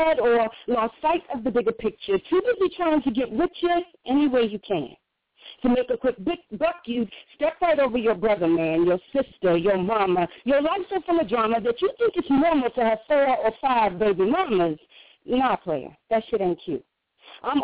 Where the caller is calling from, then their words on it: South Carolina, United States; I'm calling from South Carolina